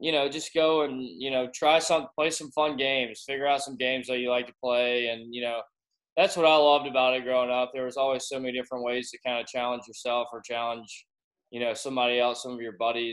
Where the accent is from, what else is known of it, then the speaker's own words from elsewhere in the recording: Augusta, Georgia, United States; I was born and raised in Augusta, Georgia.